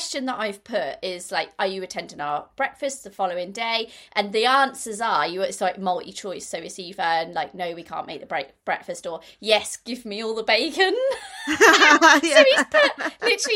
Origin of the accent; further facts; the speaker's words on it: Norwich, East of England, United Kingdom; moved away; also born or lived in Birmingham; I come from Norwich. I've got lots of friends and family in Norwich